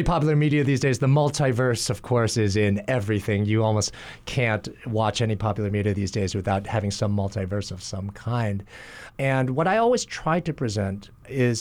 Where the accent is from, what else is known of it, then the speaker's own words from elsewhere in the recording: Kalamazoo / Battle Creek, Michigan, United States; also born or lived in New Jersey; now in Hawaii, United States; we moved to a town, Kalamazoo, in Battle Creek, Michigan.